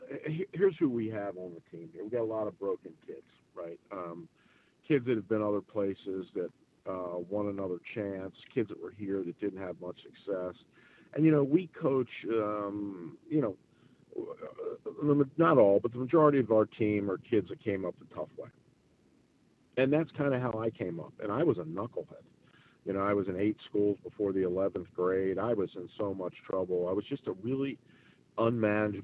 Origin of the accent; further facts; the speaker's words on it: Maryland, United States; now in Charlotte, United States; that's my stomping grounds up there, where I'm kind of from. I'm from Maryland